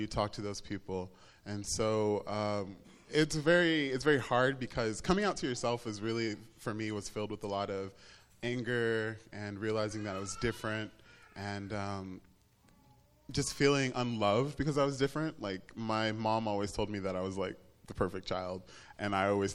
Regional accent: Tuscaloosa, Alabama, United States; I grew up in Tuscaloosa, Alabama

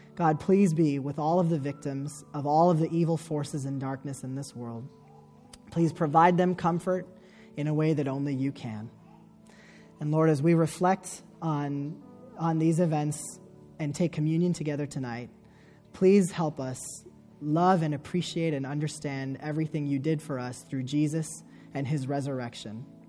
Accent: United States; me as an American Muslim

